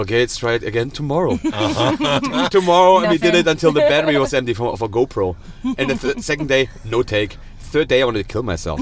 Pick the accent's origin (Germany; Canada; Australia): Germany; I'm from Germany